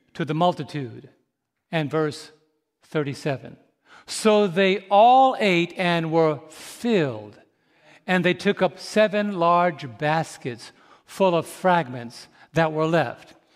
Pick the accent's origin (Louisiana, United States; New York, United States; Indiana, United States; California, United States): New York, United States; moved away; also born or lived in St. Louis, Missouri; I'm from New York.